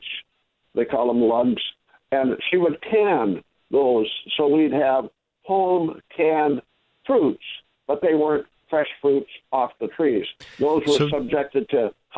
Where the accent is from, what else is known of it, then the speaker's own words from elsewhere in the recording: Midwest, United States; I grew up in the Midwest